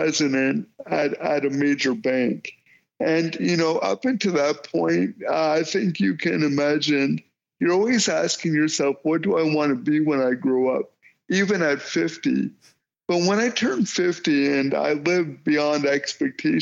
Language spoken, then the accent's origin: English; Windsor, Ontario, Canada; where I was born in Windsor, Ontario